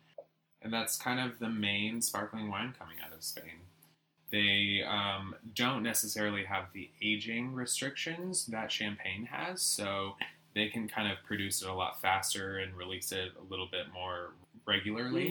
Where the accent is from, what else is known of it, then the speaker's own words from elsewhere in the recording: Nashville, Tennessee, United States; I'm from Nashville